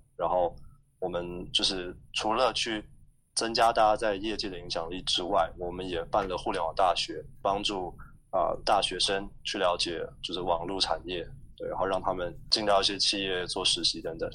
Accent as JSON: {"language": "Chinese", "country": "Taiwan", "tie": "born or raised there", "moved": "as an adult", "lives_now": "Indonesia", "said": "我们可能在台湾长大的时候"}